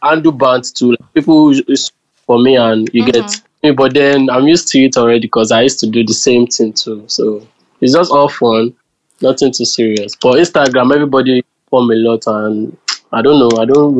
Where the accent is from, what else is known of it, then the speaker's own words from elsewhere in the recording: Ondo, Nigeria; moved away; I'm from Ondo State.